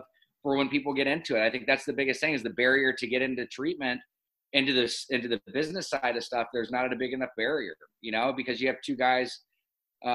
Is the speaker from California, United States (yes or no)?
yes; Laguna Beach, California, United States; also born or lived in Los Angeles, California; Born and raised in Newport at Hoag Hospital and then grew up in Laguna Beach, California